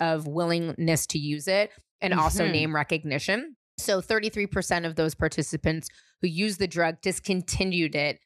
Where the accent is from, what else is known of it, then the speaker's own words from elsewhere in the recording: San Francisco, California, United States; he and I were growing up in San Francisco